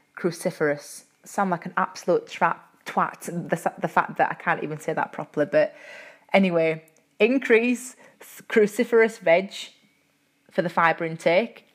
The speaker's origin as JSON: {"language": "English", "region": "Yorkshire and the Humber", "country": "United Kingdom", "accent": "Yorkshire", "said": "my Yorkshire accent"}